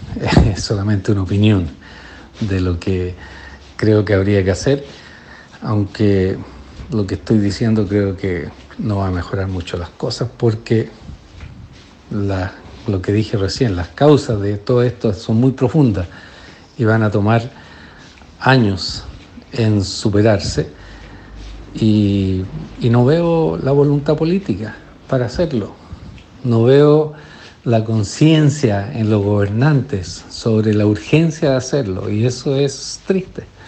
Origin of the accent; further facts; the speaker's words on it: Chile; moved away as an adult; now in United States; Me fui de Chile el año 1982 a estudiar educación en la Universidad de Harvard